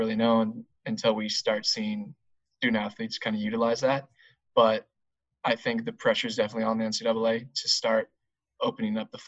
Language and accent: English; Southern California, United States; I born and raised in Southern California